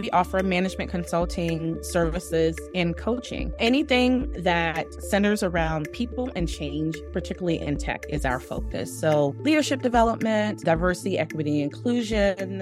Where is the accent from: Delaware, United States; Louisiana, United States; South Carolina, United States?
South Carolina, United States; South Carolina Low Country, United States; I grew up in a very small town called Utago, South Carolina. That's very close to Charleston. It's in the South Carolina Low Country.